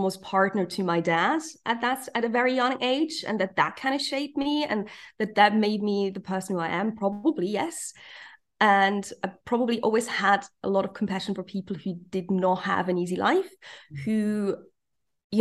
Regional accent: Zurich, Switzerland; English is a second language; also born or lived in New York, United States; I'm not a native English speaker. I'm literally from Zurich. I was born and bred in Zurich.

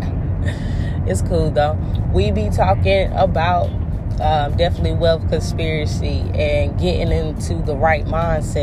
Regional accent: North Carolina, United States; now in Florida, United States; Right now, I'm in Florida. I told you guys I'm from North Carolina.

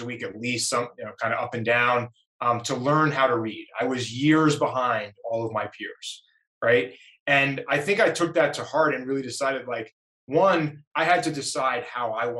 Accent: New York, United States; also born or lived in Boston, Massachusetts; now in Las Vegas, United States; I grew up in New York, spent 10 years in Massachusetts and Boston, growing Grasshopper, but now Vegas

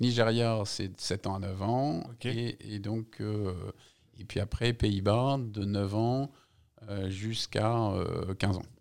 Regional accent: Paris, Île-de-France, France; born or raised there; also born or lived in Algeria

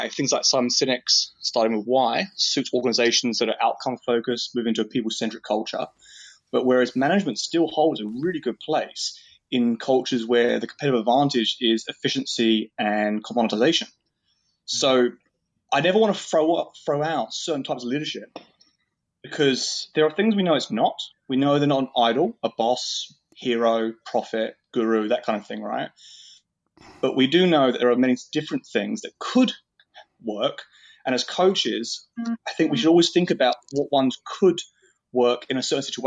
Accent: New Zealand; I'm from New Zealand.

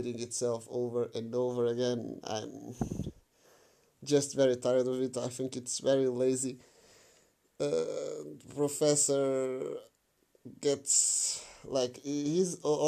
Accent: Portugal; I'm from Portugal

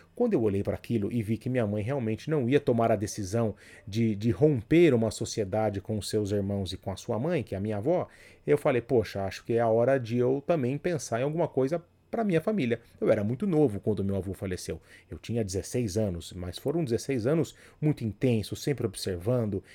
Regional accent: Jundiaí, São Paulo, Brazil; o posto de gasolina era do lado da minha casa ali, então foi onde eu cresci

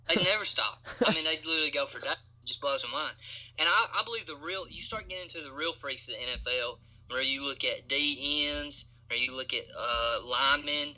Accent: Clay County, Kentucky, United States; I'm from Clay County, Kentucky

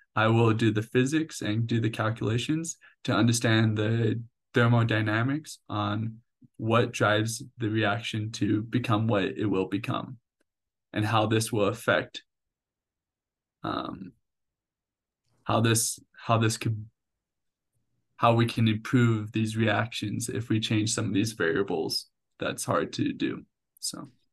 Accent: Puyallup, Washington, United States; moved away as an adult; also born or lived in Albuquerque, New Mexico; now in Orem, United States; I lived there for eighteen years all my life growing up there

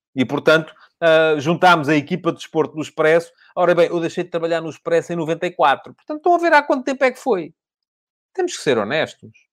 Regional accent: Portugal; É o clube da minha terra. É o clube do qual eu sou sempre adepto. Porque quando era miúdo era... foi lá que eu cresci

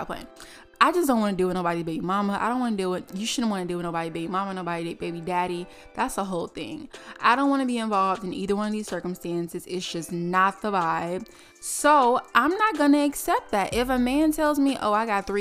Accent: New York City, New York, United States; moved away as an adult; also born or lived in Atlanta / Miami; where it all started in New York, mother loving city. We are live from Brooklyn, New York

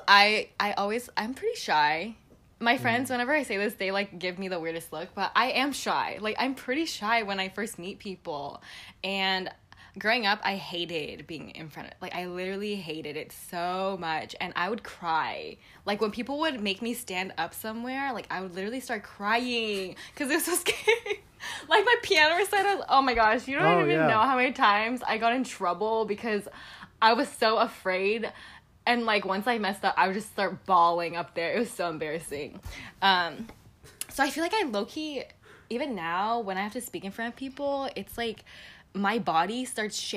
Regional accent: United States; also born or lived in Busan, South Korea; I know I'm Korean American, but I think I'm very, very Americanized in the way I grew up

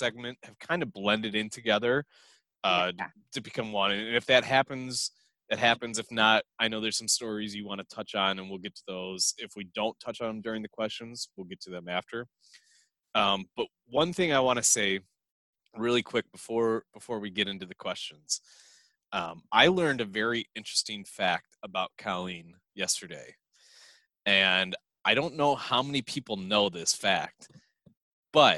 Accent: Michigan, United States; here in Michigan, we call ourselves Michiganders

